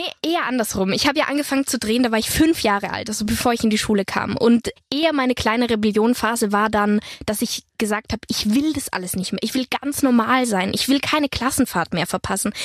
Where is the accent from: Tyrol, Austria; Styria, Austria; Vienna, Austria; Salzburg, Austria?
Tyrol, Austria; Innsbruck; also born or lived in Hanover, Germany / Berlin, Germany; now in Potsdam, Germany; ich werde auf jeden Fall viel Zeit auch natürlich in Tirol verbringen, meine Heimat